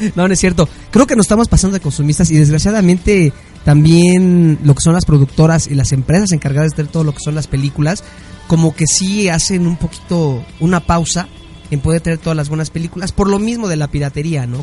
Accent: Mexico; Como mexicanos

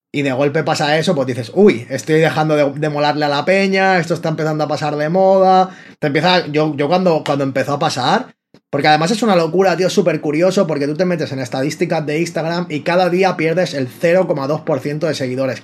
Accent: Barcelona, Catalonia, Spain; soy rapero y freestyler de, de Barcelona.

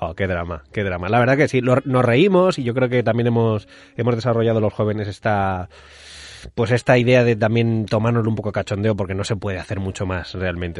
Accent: Madrid, Community of Madrid, Spain; now in Mallorca, Spain; Yo estoy viviendo en Mallorca, soy madrileño, vivo en Mallorca

